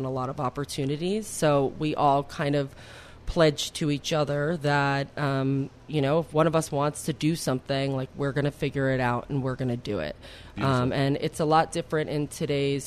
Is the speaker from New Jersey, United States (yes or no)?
yes; West Milford, New Jersey, United States; my hometown in West Milford, New Jersey